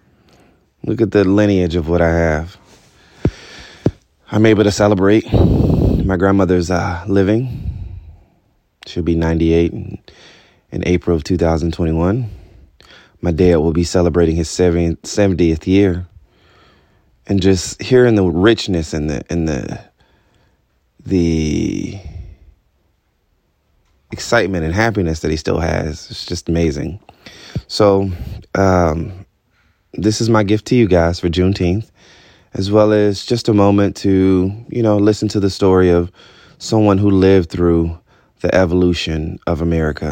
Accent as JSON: {"language": "English", "town": "Albany", "region": "Georgia", "country": "United States", "tie": "born or raised there", "said": "I was born in Albany, Georgia"}